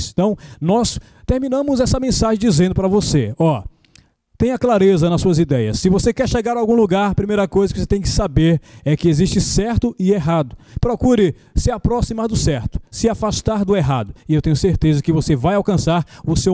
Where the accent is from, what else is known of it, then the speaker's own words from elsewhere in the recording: Lagarto, Sergipe, Brazil; aí a galera que nos acompanha em Sergipe. Eu sou de Lagarto, Sergipe.